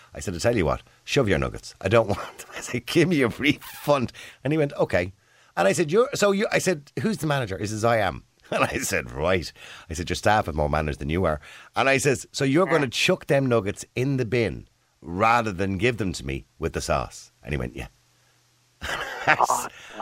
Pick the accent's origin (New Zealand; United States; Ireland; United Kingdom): Ireland; We're typical Irish.